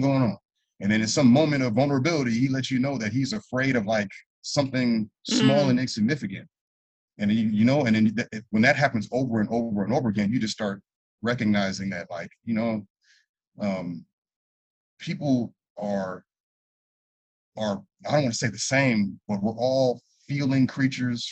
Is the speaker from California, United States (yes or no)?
yes; Los Angeles, California, United States; also born or lived in Santa Clarita Valley, California; I grew up in San Fernando Valley. I was born in San Fernando Valley, went to elementary school.